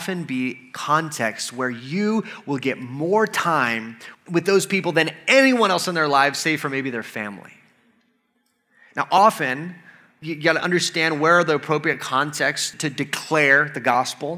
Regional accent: United States; I'm an American

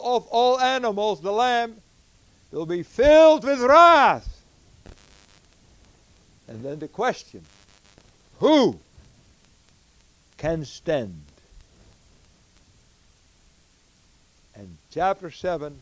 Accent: Netherlands; moved away; also born or lived in United States / Africa; I was born in the Netherlands

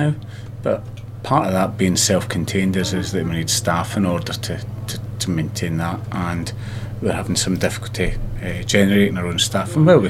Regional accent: Glasgow, Scotland, United Kingdom; moved away as an adult; also born or lived in London / Sydney; now in Mount Gambier, Australia; I grew up in Glasgow, so Glasgow's got a bit of a rough reputation, but certainly it wasn't like that for me.

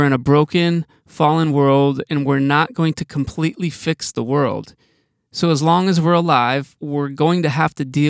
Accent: Wisconsin, United States; I'm from Wisconsin

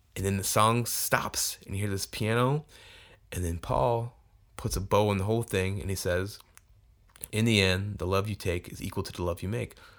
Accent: Tucson, Arizona, United States; moved away; I'm from Tucson. At least I grew up there for a long t-, period

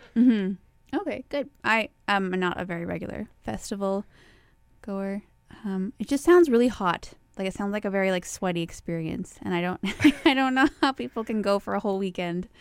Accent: Winnipeg, Manitoba, Canada; moved away; also born or lived in Arizona; I grew up in Winnipeg

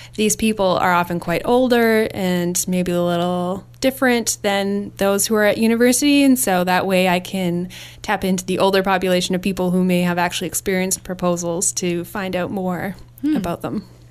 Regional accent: Winnipeg, Manitoba, Canada; moved away as an adult; I grew up in Winnipeg, Manitoba

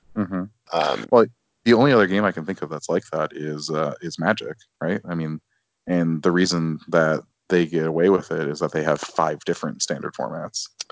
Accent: Chicago, Illinois, United States; moved away; being a Chicagoan who lives elsewhere

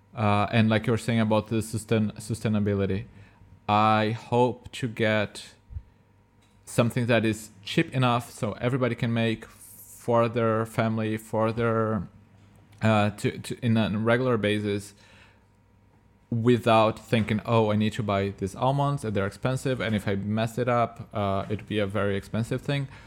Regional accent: Brazil; moved away; I'm from Brazil, we have cashew there

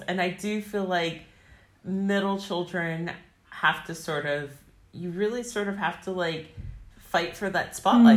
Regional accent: Northern Virginia, United States; I grew up in Northern Virginia in a very affluent area.

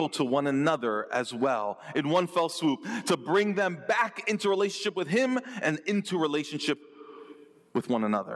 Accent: New York metro area, United States; growing up in the New York metro area in 1983

